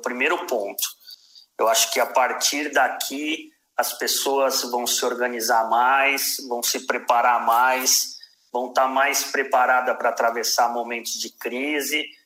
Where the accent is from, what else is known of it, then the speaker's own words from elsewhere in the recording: Brazil; enquanto brasileiro